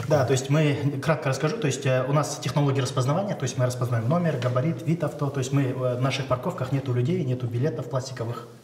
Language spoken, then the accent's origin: Russian; Shymkent, Kazakhstan; я сам родом из Шимкента